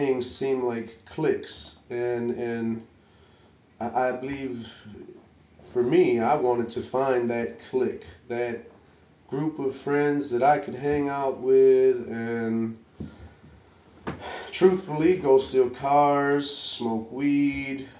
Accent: Detroit, Michigan, United States; I'm from Detroit, the southwest side of Detroit

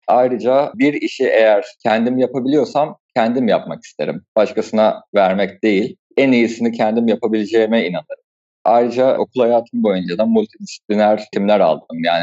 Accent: Kastamonu, Turkey; born there; also born or lived in Anatolia; Ben aslında Kastamonu 1992 doğumluyum. Babamın mesleği sebebiyle Anadolu'nun birçok farklı şehrinde bulunarak büyüdüm.

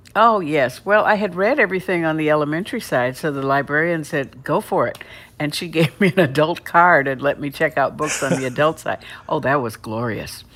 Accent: Cleveland, Ohio, United States; I grew up in Cleveland, Ohio

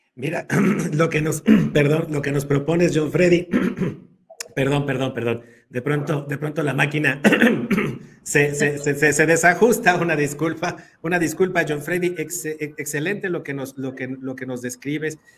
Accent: Puebla, Mexico; tus hermanos poblanos y mexicanos

